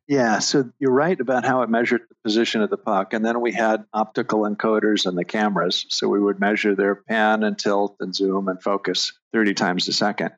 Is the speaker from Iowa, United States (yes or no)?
no; Southern California, United States; growing up in Southern California